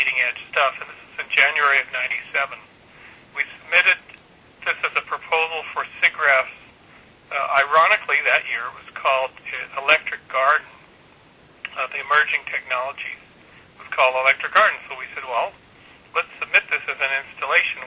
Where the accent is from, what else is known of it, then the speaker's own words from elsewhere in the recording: Kamloops, British Columbia, Canada; moved away; I was raised in Kamloops, British Columbia